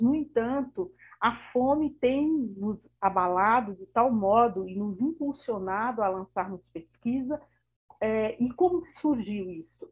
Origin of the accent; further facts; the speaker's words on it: Bahia, Brazil; now in São Paulo, Brazil; sou baiana e amo a minha Bahia, mas atuo aqui em São Paulo